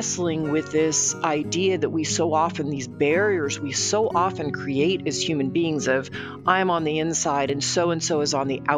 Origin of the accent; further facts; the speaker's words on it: Dallas, Texas, United States; I grew up in Dallas, Texas